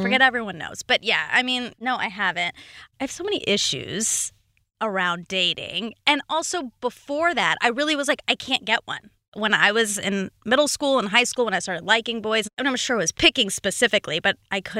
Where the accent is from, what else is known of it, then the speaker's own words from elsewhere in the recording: Duluth, Georgia, United States; Duluth, like half hour outside Atlanta.